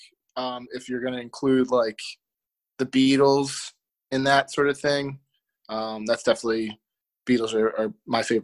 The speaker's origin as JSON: {"language": "English", "town": "Philadelphia", "region": "Pennsylvania", "country": "United States", "tie": "born or raised there", "said": "I am born and raised in Philadelphia, specifically Northeast Philly. Yeah, just lived here my whole life"}